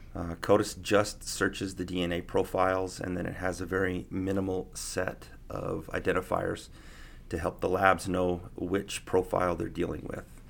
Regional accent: Prescott, Arizona, United States; also born or lived in Provo, Utah; now in Reno, United States; I'm from Prescott, Arizona. Born and raised Arizona boy

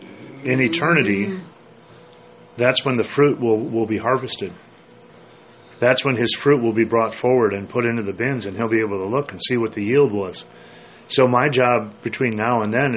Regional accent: Minnesota, United States; I grew up in Minnesota, and in our yard, in the house that I grew up

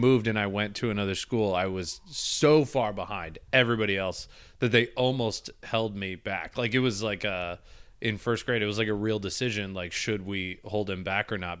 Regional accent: Midwest, United States; now in New York, United States; I grew up in the Midwest

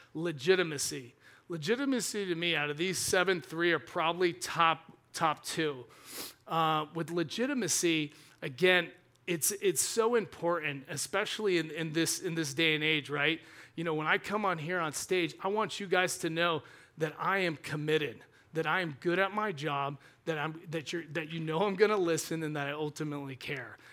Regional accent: Georgia, United States; I grew up in Georgia

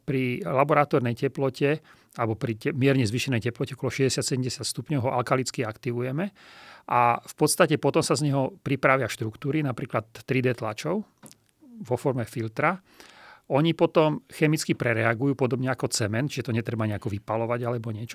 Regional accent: Trenčín, Trenčín Region, Slovakia; also born or lived in Bratislava / Germany; v Trenčíne, čo je mimochodom moje rodné mesto

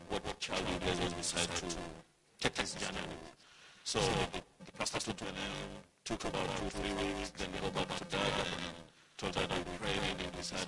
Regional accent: Nairobi, Kenya; now in Orlando, United States; born and raised in Nairobi, Kenya.

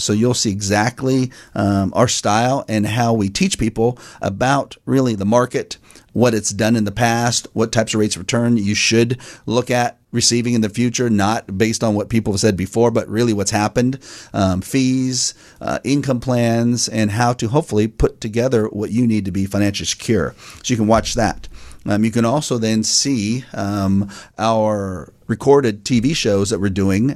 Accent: Fair Oaks, California, United States; also born or lived in Roseville, California; I was raised in Fair Oaks, born in Roseville

